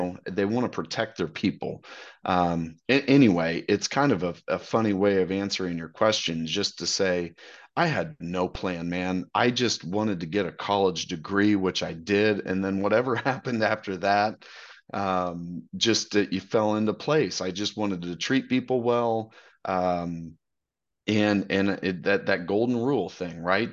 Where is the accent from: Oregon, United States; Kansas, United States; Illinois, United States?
Kansas, United States; Wichita; moved away as an adult; now in Dallas, United States; I'm from Wichita